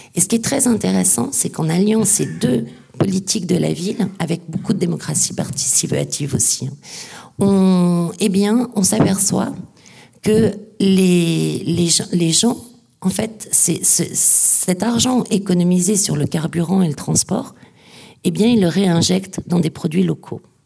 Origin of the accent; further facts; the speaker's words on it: the Nord, Hauts-de-France, France; Je suis du Nord